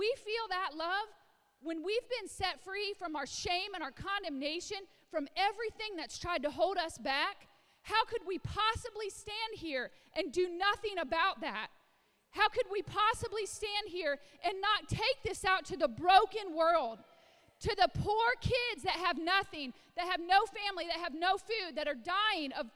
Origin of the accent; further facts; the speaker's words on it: Illinois, United States; I was a little white girl in the farmlands of Illinois. I grew up in Illinois